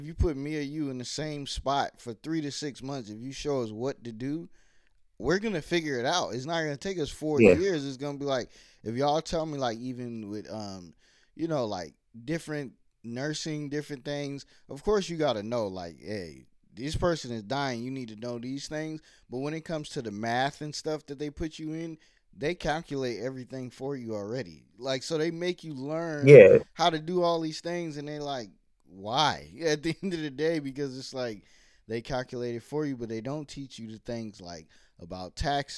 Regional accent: Virginia, United States; also born or lived in New York / New Jersey; I was born in New York, but we moved when I was like 6 to Virginia

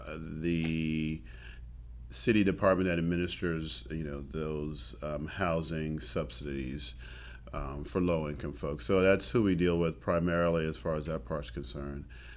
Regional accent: East Coast, United States; moved away as an adult; also born or lived in San Antonio, Texas / San Angelo, Texas; now in Travis County, United States; I'm from the East Coast

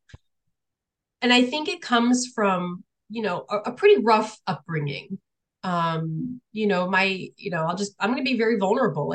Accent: New London, Connecticut, United States; moved away as an adult; now in Illinois, United States; I grew up in a military town. I grew up in New London, Connecticut.

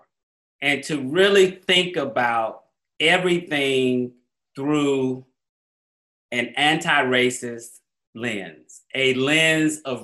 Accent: Atlanta, Georgia, United States; born or raised there; also born or lived in New Orleans

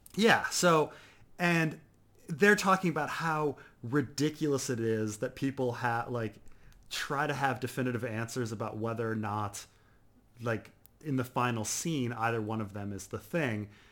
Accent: United States; I'm American

